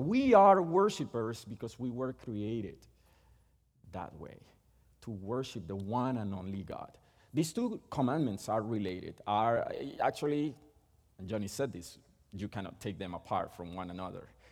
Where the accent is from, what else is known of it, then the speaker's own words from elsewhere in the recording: Puerto Rico; first language Spanish; English is a second language; moved away; We are both from Puerto Rico. So our first language is Spanish, and we were born and raised there